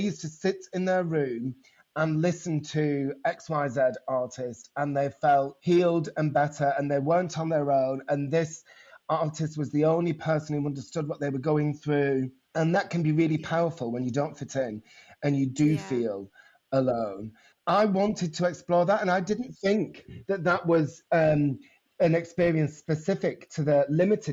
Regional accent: Bolton, North West England, United Kingdom; also born or lived in Bury; now in London, United Kingdom; I was born in Bury, brought up in Bolton, went to school in Bury. So I've kind of got two hometowns

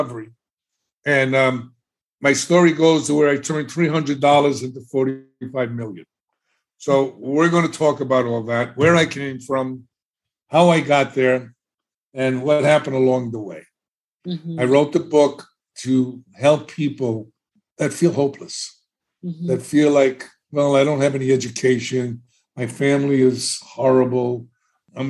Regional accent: New York City, New York, United States; moved away as an adult; now in Florida, United States; I was growing up in the South Bronx, in one of the best neighborhoods

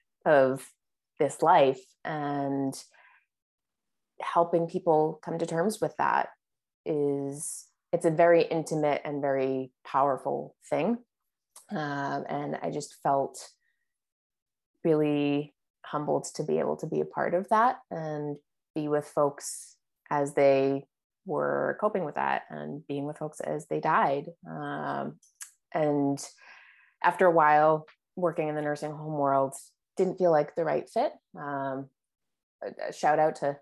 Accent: Cape Cod, Massachusetts, United States; also born or lived in Boston; I grew up on Cape Cod.

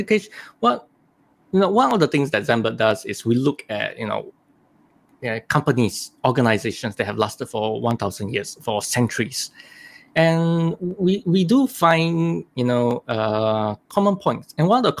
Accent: Singapore; I was born in Singapore

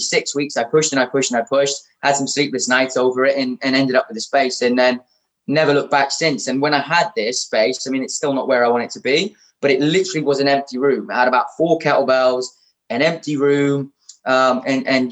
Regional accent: Shrewsbury, West Midlands, United Kingdom; moved away; also born or lived in London; I'm originally from Shrewsbury

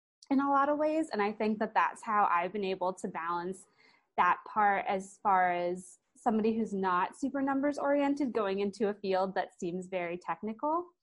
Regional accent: Sarasota, Florida, United States; also born or lived in St. Louis, Missouri / Gainesville, Florida; I am from Sarasota, Florida. I was actually born in St. Louis, but my parents moved to Sarasota when I was 6 months old.

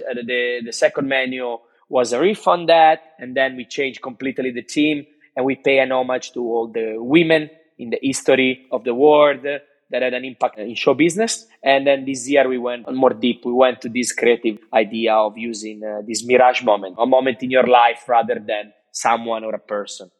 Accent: Cinque Terre, Italian Riviera, Liguria, Italy; English is a second language; now in Australia; I grew up in Cinque Terre, in the Italia Riviera

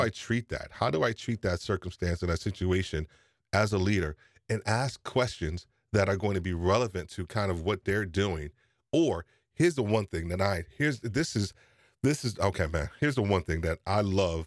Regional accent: New York, United States; I'm from New York

